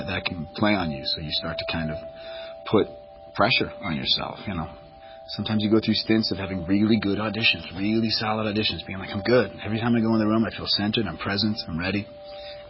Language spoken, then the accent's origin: English; Boston, Massachusetts, United States; moved away; also born or lived in Los Angeles; I'm from Boston.